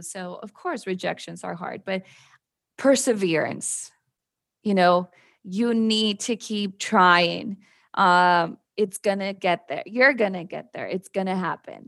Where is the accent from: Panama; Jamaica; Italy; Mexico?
Mexico; moved away as an adult; also born or lived in Mexico City, Mexico / San Antonio, Texas, United States; now in Austin, United States; So I'm actually originally from Mexico City. I moved to the border when I was very little, so had that border life experience where I lived in Mexico but crossed to the US to go to school